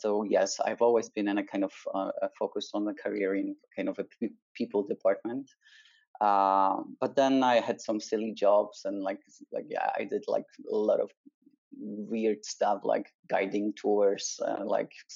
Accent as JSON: {"language": "English", "country": "Poland", "tie": "born or raised there", "moved": "yes", "lives_now": "Barcelona, Spain", "said": "I was a kid, a teenager brought up in Poland"}